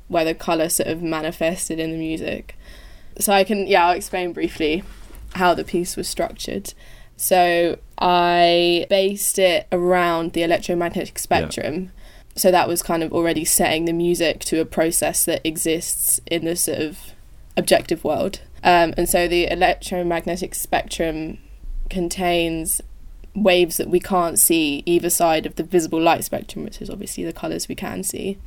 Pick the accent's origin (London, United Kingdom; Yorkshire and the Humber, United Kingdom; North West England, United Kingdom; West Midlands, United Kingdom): London, United Kingdom; also born or lived in Leeds; I was raised in East London, and that's where I'm currently in isolation with my lovely family